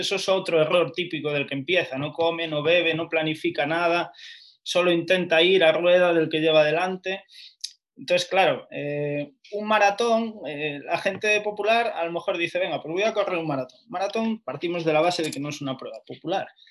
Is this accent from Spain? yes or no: yes; Lugo, Galicia, Spain; now in Madrid, Spain; yo soy de Lugo